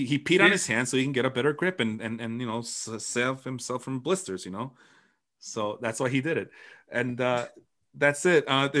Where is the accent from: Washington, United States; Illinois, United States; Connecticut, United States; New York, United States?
Illinois, United States; Chicago; I'm from Chicago.